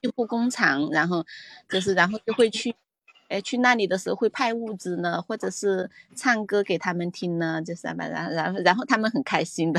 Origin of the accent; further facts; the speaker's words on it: Hong Kong; 我来自，呃，我来自香港